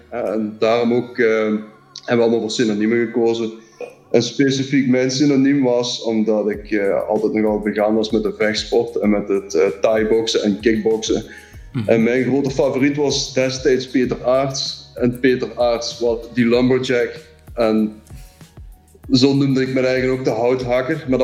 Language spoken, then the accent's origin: Dutch; Limburg, Flanders, Belgium; als Limburgers eh, had je twee keuzes, of je ging naar Genk, of naar Lommel, of naar Sint-Truiden.